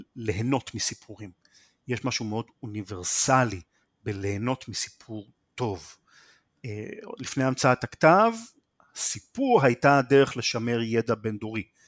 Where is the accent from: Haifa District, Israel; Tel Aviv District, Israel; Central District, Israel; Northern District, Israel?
Haifa District, Israel; Haifa; also born or lived in Krayot; בחיפה, עד גיל 15 פחות או יותר, ומשם עברתי לקריות בתור טינג'ר.